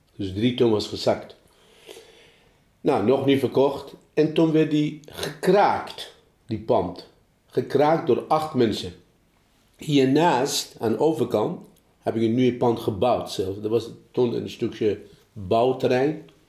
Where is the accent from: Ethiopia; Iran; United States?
Iran; Dutch is a second language; moved away as an adult; also born or lived in Germany; now in Apeldoorn, Netherlands; ik uit Iran kom